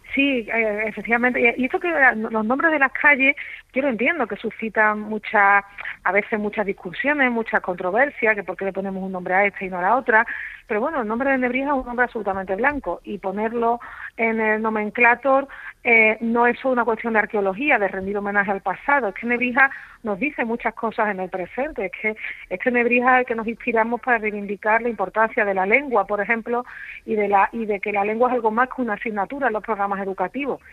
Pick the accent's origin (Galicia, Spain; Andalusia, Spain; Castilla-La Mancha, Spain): Andalusia, Spain; accent: Andalusian; soy andaluza, como es evidente por mi por mi acento